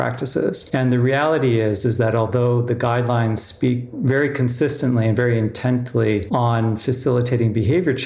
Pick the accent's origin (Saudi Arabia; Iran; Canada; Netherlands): Canada; also born or lived in South Africa / San Francisco; I was born in the Southern Hemisphere in South Africa. I grew up in Canada.